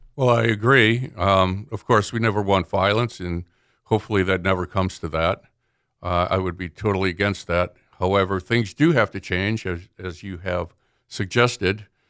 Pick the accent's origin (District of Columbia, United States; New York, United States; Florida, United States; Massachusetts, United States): Massachusetts, United States; Boston; I grew up in Boston